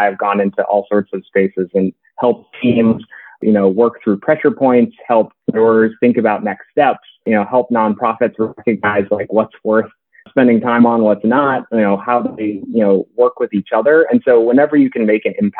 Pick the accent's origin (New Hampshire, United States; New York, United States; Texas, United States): New Hampshire, United States; moved away as an adult; now in Washington, D.C., United States; I grew up in New Hampshire and a family of educators